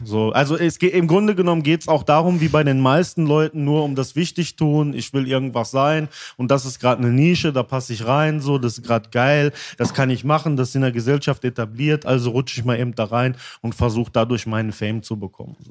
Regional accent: Altena, North Rhine-Westphalia, Germany; also born or lived in Dortmund; eine kleinere Stadt wieder, ne? Da, äh, wo ich zum Teil auch aufgewachsen bin

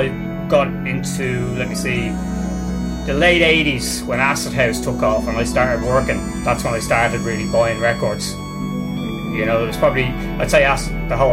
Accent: Ireland; also born or lived in England; when we came back over to Ireland

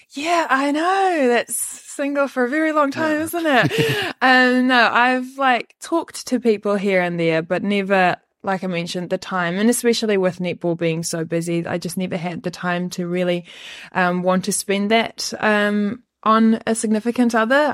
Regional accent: Western Cape, South Africa; moved away as an adult; now in New Zealand; I usually just say Cape Town

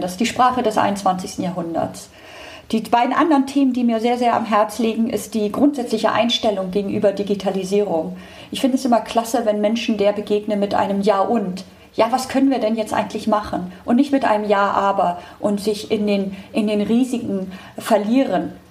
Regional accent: Hamburg, Germany; Ich komme aus Hamburg

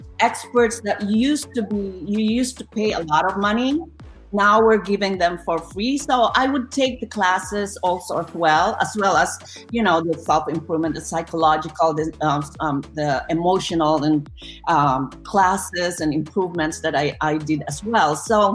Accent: Philippines; moved away; I'm Filipino. I have a big, big family.

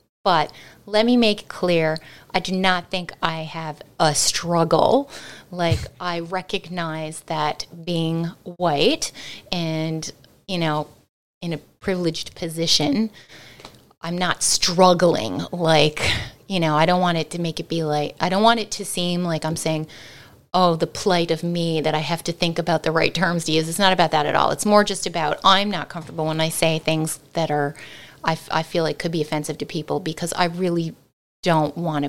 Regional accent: Newfoundland and Labrador, Canada; I definitely realized growing up in Newfoundland that there were certain expressions that I heard

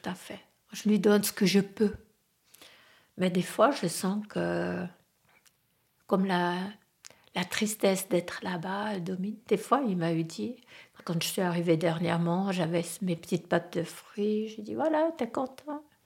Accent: French-speaking Switzerland, Romandy, Switzerland; moved away as an adult; Je venais de la Suisse romande

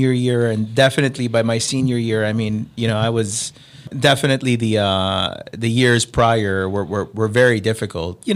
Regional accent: Philippines; moved away; also born or lived in United States; I'm from the Philippines.

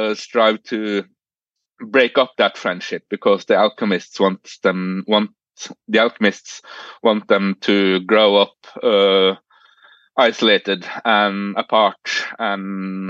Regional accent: Norway; English is a second language; We start learning English at the age of 10 here.

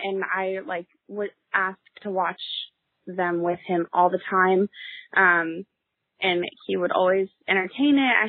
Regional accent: Seattle, Washington, United States; I grew up in Seattle, Washington, with my mom and my dad

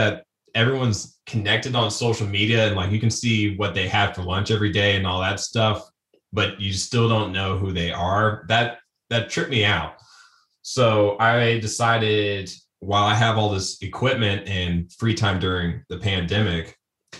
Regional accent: Springfield, Ohio, United States; moved away as an adult; now in Columbus, United States; I'm in Columbus, Ohio. I was born in Springfield

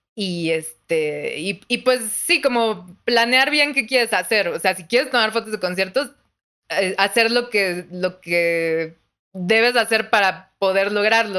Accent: Mexico; soy de México

